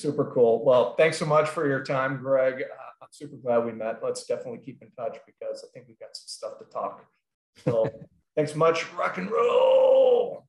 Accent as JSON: {"language": "English", "region": "Minnesota", "country": "United States", "tie": "born or raised there", "said": "I'm wearing this Minnesota shirt because I'm repping my hometown."}